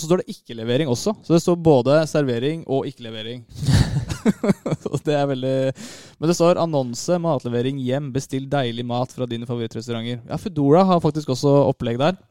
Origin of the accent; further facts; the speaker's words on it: Lørenskog, Akershus, Norway; Jeg er fra Lørenskog